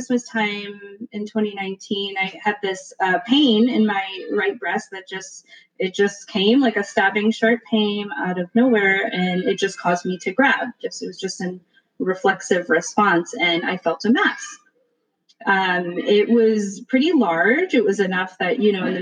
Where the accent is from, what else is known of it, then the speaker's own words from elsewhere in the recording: Michigan, United States; moved away as an adult; also born or lived in Philadelphia, Pennsylvania; now in Washington, DC, United States; So I was born and raised in Michigan. I'm a Midwesterner at heart